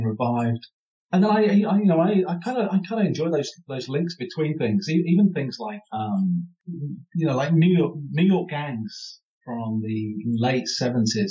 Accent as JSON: {"language": "English", "region": "Midlands", "country": "United Kingdom", "said": "I'm from the Midlands as well"}